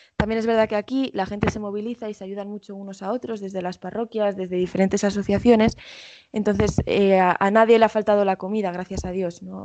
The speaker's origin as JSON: {"language": "Spanish", "country": "Spain", "moved": "yes", "said": "yo soy española 100%"}